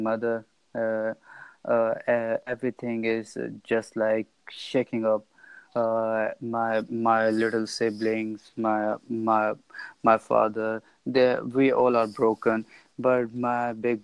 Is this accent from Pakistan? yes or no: yes; Pakistan; I'm from Pakistan